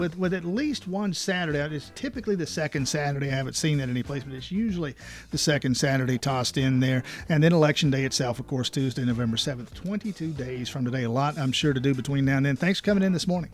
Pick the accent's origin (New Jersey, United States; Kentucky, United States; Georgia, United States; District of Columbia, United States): Georgia, United States; South; I'm from South Georgia, which is a part of the state that that doesn't have the challenge of growth